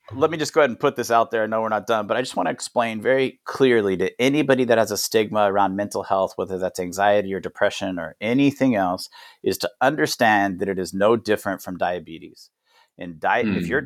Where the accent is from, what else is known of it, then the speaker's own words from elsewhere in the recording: United States; moved away; also born or lived in Thailand; as an American